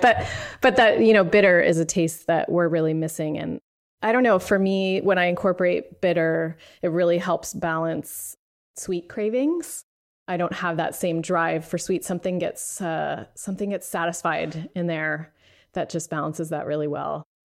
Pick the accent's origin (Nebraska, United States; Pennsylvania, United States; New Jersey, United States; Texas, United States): Pennsylvania, United States; moved away as an adult; now in San Francisco, United States; I moved here 20 years ago, but I grew up on the East Coast where in Pennsylvania